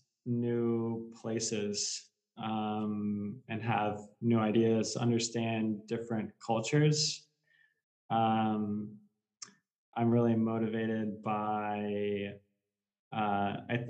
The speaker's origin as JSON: {"language": "English", "region": "Texas", "country": "United States", "tie": "born or raised there", "moved": "as an adult", "lives_now": "Ísafjörður, Iceland", "said": "mainly just Spanish growing up in Texas"}